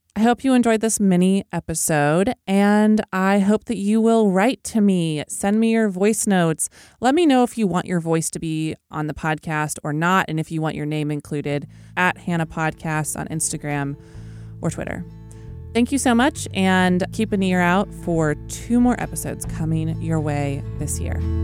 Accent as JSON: {"language": "English", "region": "Oklahoma", "country": "United States", "said": "my home state of Oklahoma"}